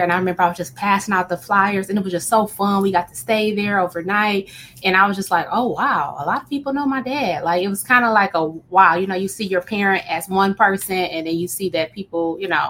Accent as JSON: {"language": "English", "town": "Oak Park", "region": "Michigan", "country": "United States", "tie": "born or raised there", "said": "I grew up in a small city called Oak Park, Michigan"}